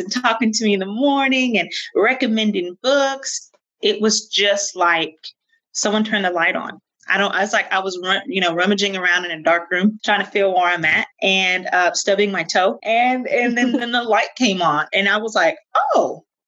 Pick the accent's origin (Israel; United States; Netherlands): United States; Fort Stockton, Texas; moved away; also born or lived in Little Rock, Arkansas; I'm originally from Fort Stockton, Texas. Most people don't know where that is. It's a little bitty dirt town about 60 miles outside of Odessa, Midland area. People usually know where that is, and was raised on a ranch out there